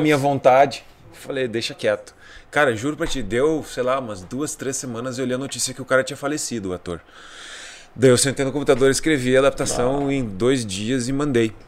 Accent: Bagé, Rio Grande do Sul, Brazil; moved away; De Bagé, pô, lá, lá da minha terra

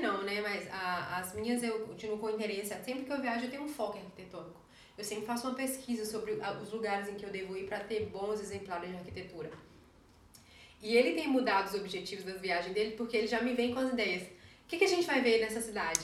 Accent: Caetité, Bahia, Brazil; moved away as an adult; also born or lived in Belo Horizonte, Minas Gerais; now in Germany; Vim de Caetité, nasci lá, passei minha adolescência lá e depois me mudei para Belo Horizonte

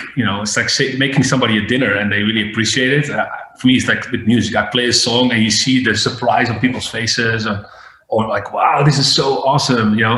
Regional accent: Breda, North Brabant, Netherlands; My real residency was in a club in my hometown in Breda.

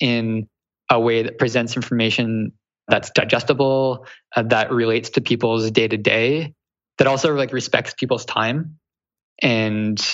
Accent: Canada; accent: Canadian; also born or lived in Toronto; that's like my Canadian coming through

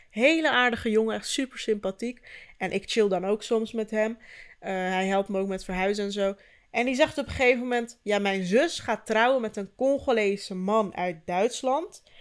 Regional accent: Turkey; Maar ook, ik ben Turks en niet Marokkaans.

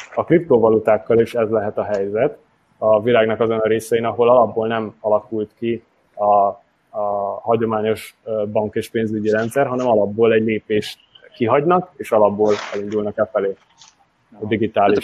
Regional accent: Hungary; also born or lived in Győr; magyarként egy francia startupban

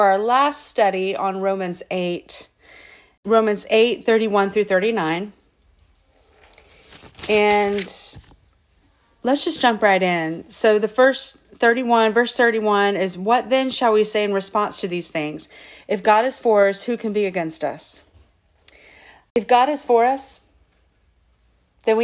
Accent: Lakeland, United States; my hometown Lakeland

